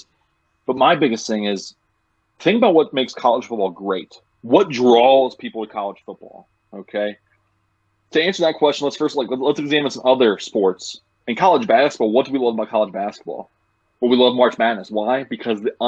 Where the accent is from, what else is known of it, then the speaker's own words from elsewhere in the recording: Cincinnati, Ohio, United States; Super proud to be from Cincinnati